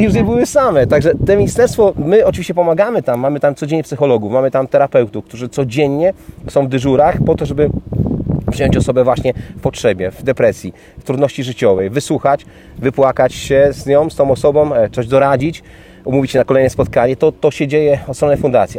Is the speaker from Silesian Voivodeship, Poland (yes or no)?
no; Kołobrzeg, West Pomeranian Voivodeship, Poland; mój rodziny Kołbrzeg, bo pochodzę z Kołbrzegu